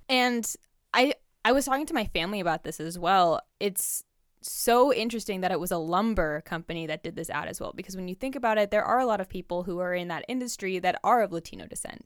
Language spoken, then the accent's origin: English; Bielefeld, North Rhine-Westphalia, Germany; now in United States; I'm also a German immigrant.